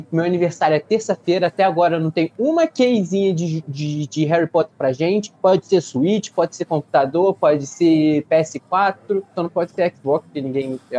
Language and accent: Portuguese; Rio de Janeiro, Brazil; Eu sou do Rio.